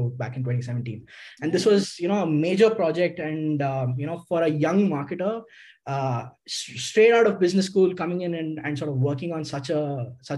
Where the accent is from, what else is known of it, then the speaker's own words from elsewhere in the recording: Karnataka, India; although Manipal is in Karnataka and I am from Karnataka